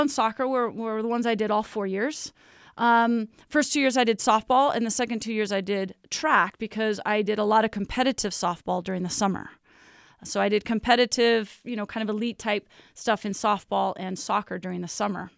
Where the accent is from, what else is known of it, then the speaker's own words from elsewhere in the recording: Lake Oswego, Oregon, United States; moved away as an adult; now in Provo, United States; it was fun growing up in Lake Oswego